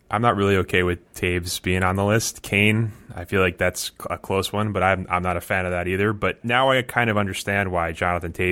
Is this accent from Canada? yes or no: yes; Canada; I know as a Canadian, that's a big day. It's a big thing for Canada.